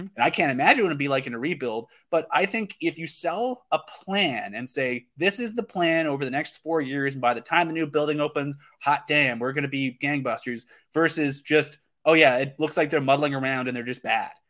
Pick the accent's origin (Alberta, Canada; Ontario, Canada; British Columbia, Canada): Alberta, Canada; Calgary; I was born in Calgary